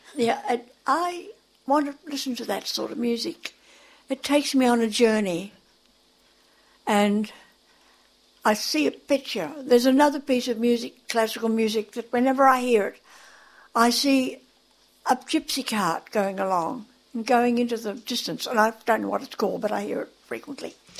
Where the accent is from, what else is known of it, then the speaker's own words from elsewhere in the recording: Australia; moved away; And then we moved back to Australia. I am an Australian.